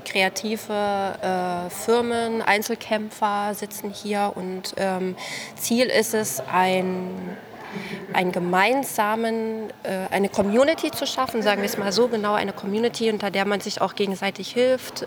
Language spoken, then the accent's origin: German; Nordhausen, Thuringia, Germany; moved away as an adult; also born or lived in Kassel / Halle; now in Braunschweig, Germany; ursprünglich komme ich aus Thüringen